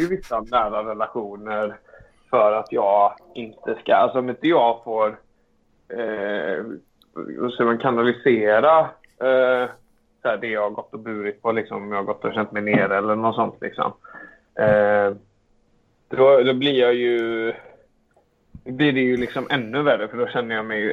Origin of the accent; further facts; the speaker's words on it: Alingsås, Västra Götaland, Sweden; Alingsås där jag är ifrån